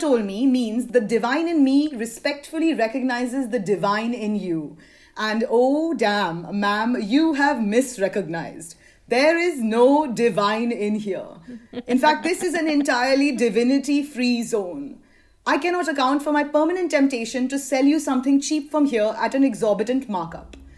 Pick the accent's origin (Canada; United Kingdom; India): India; as an Indian